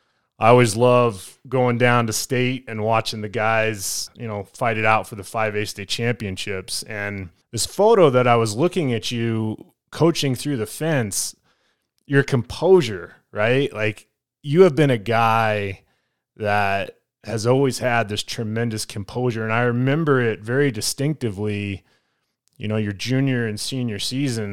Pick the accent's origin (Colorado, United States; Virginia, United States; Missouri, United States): Colorado, United States; Parker; I grew up in Parker